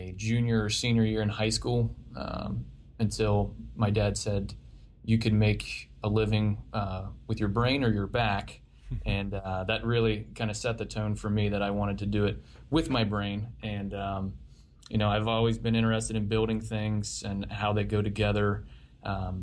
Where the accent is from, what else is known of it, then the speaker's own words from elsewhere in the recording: Marietta, Ohio, United States; I grew up in Southeast Ohio in a little town called Marietta